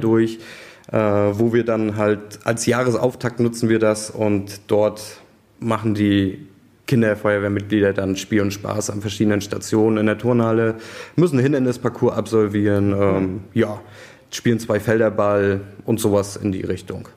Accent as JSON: {"language": "German", "town": "Goldenstädt", "region": "Mecklenburg-Vorpommern", "country": "Germany", "said": "ich komme eigentlich aus einem Ort mit knapp 600 Einwohnern, ein paar Orte weiter von hier. Das ist die Feuerwehr Goldenstedt oder der Ort Goldenstedt"}